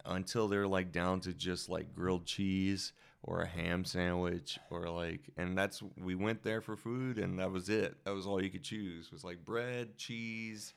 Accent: Louisiana, United States; moved away; I'm also from Louisiana where, you know, not only do we have, like, blues and jazz

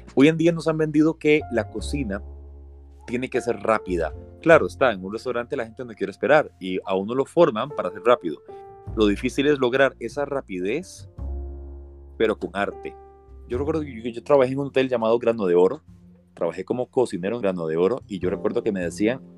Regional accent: Costa Rica; somos buenos los ticos

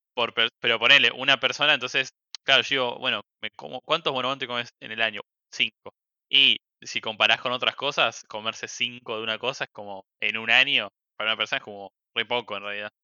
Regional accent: Argentina

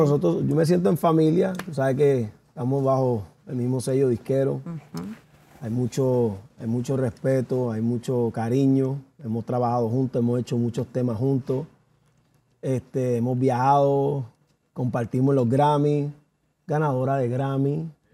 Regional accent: United States; yo soy nacido, criado en los Estados Unidos

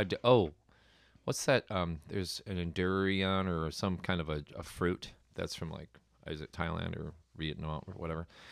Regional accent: New York City, New York, United States; I'm Irish. I'm not Italian. Like, hey, I'm from Brooklyn

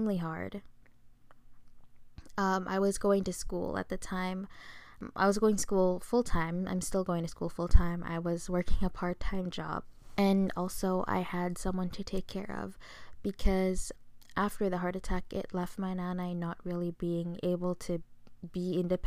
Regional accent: Philippines; I'm Filipino

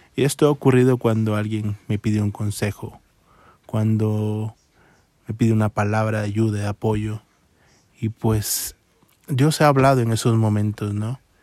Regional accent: Tapachula, Chiapas, Mexico; now in Mexico City, Mexico; soy de Tapachula, Chiapas, a 1200 kilómetros en carretera y tomé la decisión de venirme a esta

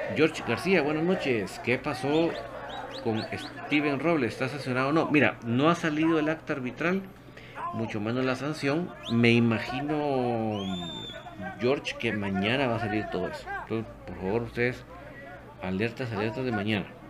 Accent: Guatemala; uno como guatemalteco

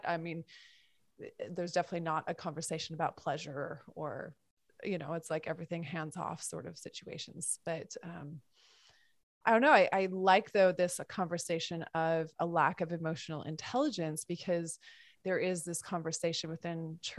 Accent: Montana, United States; I grew up in Montana

